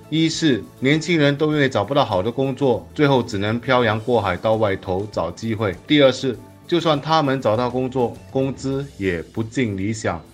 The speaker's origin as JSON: {"language": "Chinese", "country": "Singapore", "said": "作为新加坡人"}